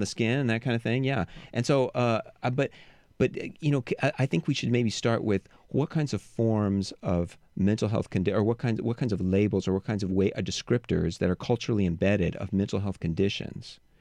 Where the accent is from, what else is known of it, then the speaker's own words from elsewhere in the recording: United States; I was raised in the United States